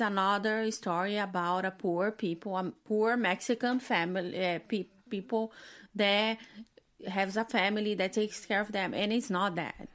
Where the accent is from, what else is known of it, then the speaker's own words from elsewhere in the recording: Brazil; moved away; I'm from Brazil